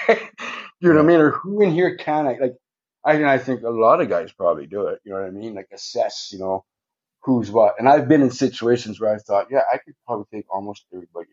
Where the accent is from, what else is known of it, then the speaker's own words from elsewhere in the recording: Thunder Bay, Ontario, Canada; also born or lived in Pays Plat First Nation; I'm from Thunder Bay. My reserve is Pace Platte.